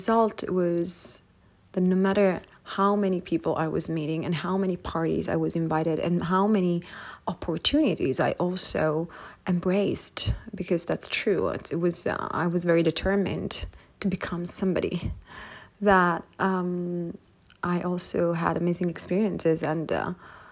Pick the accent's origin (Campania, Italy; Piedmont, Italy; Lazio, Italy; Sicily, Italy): Sicily, Italy; Palermo; moved away as an adult; when I moved out from my hometown in Sicily, Palermo